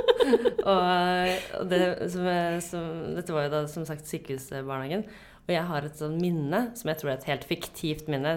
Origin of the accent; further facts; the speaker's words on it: Lysaker, Akershus, Norway; jeg vokste opp på Lysaker, så dette var inne i Oslo sentrum